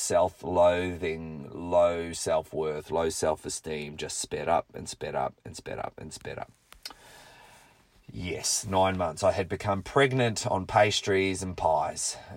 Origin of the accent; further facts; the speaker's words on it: Rotorua, Bay of Plenty, New Zealand; my hometown of Rotorua